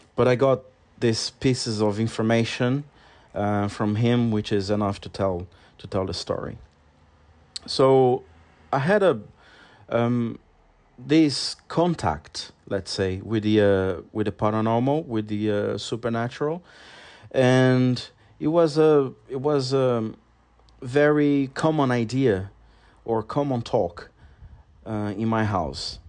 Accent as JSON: {"language": "English", "country": "Brazil", "tie": "born or raised there", "second_language": "English", "moved": "as an adult", "lives_now": "London, United Kingdom", "said": "I was still living in my hometown, which is a very small town in Brazil"}